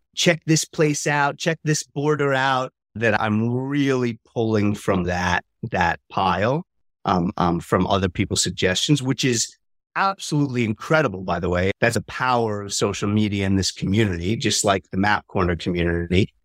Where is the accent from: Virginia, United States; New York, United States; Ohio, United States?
New York, United States; moved away; also born or lived in Lille, France; I'm from New York originally